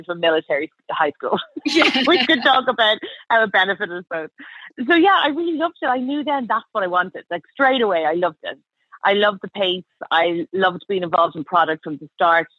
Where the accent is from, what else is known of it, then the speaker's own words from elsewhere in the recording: Dublin, Leinster, Ireland; moved away as an adult; now in London, United Kingdom; So I'm Irish, as you can probably tell. Well, I was born and grew up in Dublin, went to school and college there